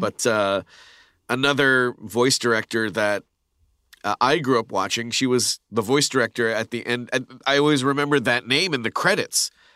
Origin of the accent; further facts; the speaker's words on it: Canada; moved away as an adult; now in United States; being Canadian too, it's like we moved here